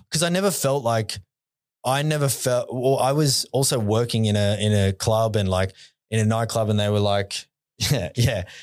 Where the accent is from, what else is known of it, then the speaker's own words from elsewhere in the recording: Hawkesbury River, New South Wales, Australia; grew up on, like, on the Hawkesbury River